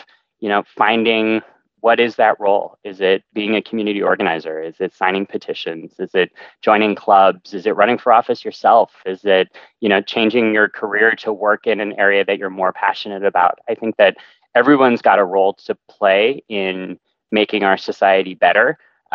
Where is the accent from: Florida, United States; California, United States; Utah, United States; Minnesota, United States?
California, United States; growing up in California and coming to school at UCLA